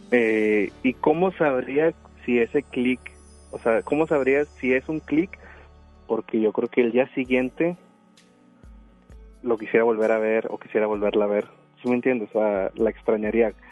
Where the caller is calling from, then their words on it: Monterrey, Nuevo León, Mexico; De aquí de Monterrey, de por el sur de la carretera.